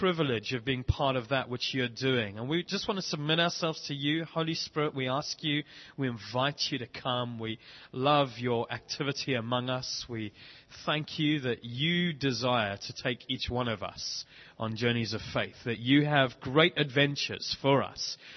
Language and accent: English; South Africa; moved away as an adult; also born or lived in Bishop's Stortford, United Kingdom; now in London, United Kingdom; We grew up in South Africa, got married in Cape Town in 1997, have lived in the UK ever since